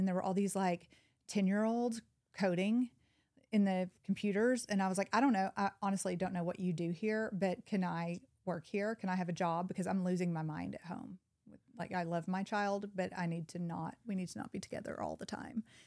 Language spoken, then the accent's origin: English; Little Rock, Arkansas, United States; also born or lived in Chicago; now in Bentonville, United States; I was born in Little Rock into a single wide trailer in Southwest Little Rock